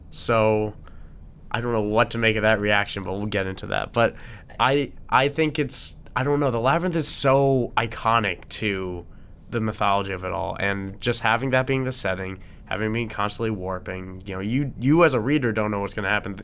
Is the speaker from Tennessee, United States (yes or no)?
no; New York, United States; as a New Yorker.